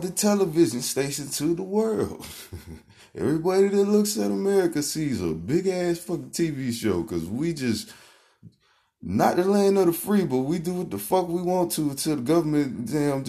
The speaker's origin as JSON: {"language": "English", "region": "the Carolinas", "country": "United States", "said": "I'm from the Carolinas"}